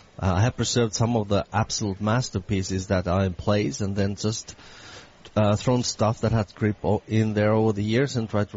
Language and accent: English; Finland; also born or lived in San Francisco; now in Boston, United States; I come from Finland.